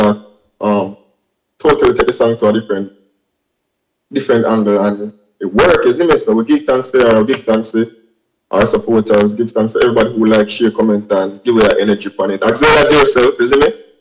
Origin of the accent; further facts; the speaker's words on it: Spanish Town, Saint Catherine, Jamaica; singer songwriter from Jamaica, Spanish Town, um, to be exact